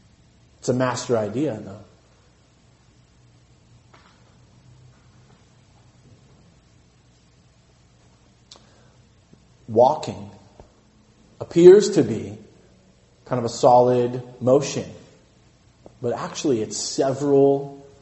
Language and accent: English; Santa Cruz, California, United States; I grew up in Santa Cruz